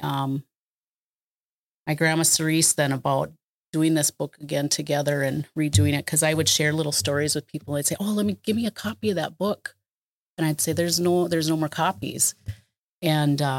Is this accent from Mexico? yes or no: no; Pejuhutazizi, Minnesota, United States; I'm Dakota and I come from the place where they dig the yellow medicine